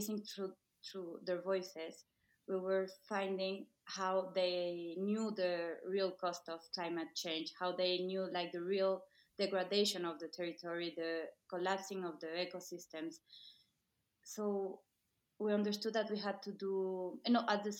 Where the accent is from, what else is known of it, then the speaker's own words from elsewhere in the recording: Mexico City, Mexico; I'm from Mexico City.